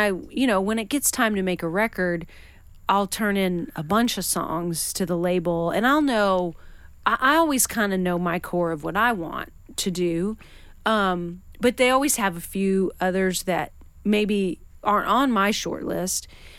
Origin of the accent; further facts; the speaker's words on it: Western Washington, United States; moved away; also born or lived in Nashville; I mean, I grew up in Washington State